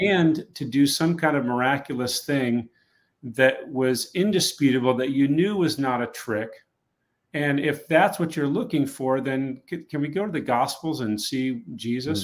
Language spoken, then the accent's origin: English; New England, United States; I grew up in New England